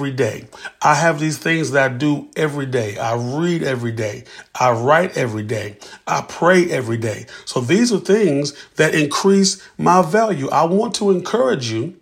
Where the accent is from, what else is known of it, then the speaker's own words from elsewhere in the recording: Columbia, South Carolina, United States; from Columbia, South Carolina